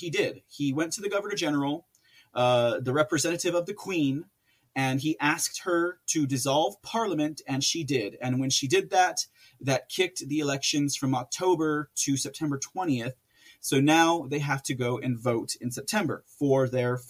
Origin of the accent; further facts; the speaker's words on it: United States; as an American